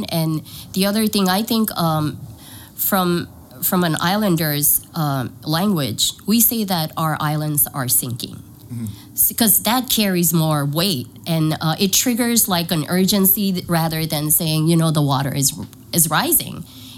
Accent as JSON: {"language": "English", "region": "Kosrae", "country": "Micronesia", "moved": "as an adult", "lives_now": "San Diego, United States", "said": "I'm from Kuchai. My dad is from Kuchai. My mom is from Panape. So I'm half. I moved here with my family. We're here almost 3 years now."}